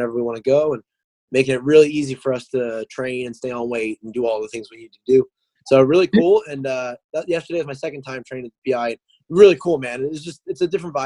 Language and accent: English; New Jersey, United States; moved away as an adult; also born or lived in Myrtle Beach, South Carolina; now in Wilmington, United States; I'm from New Jersey originally. I lived there until I was about almost 19 years old.